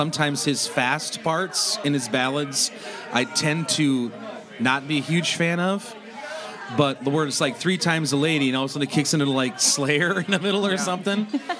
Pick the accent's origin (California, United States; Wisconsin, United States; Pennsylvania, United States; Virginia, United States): Wisconsin, United States; Polk County; also born or lived in Turtle Lake, Wisconsin; I'm from Polk County, Wisconsin, which is like the meth capital of the world.